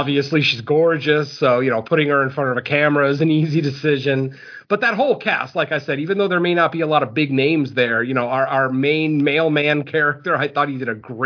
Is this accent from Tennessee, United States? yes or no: no; Connecticut, United States; also born or lived in Southern California; now in California, United States; I am originally from Connecticut. I currently live in California